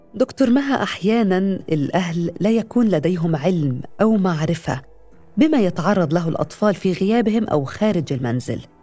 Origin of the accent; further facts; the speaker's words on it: Aleppo, Aleppo Governorate, Syria; من حلب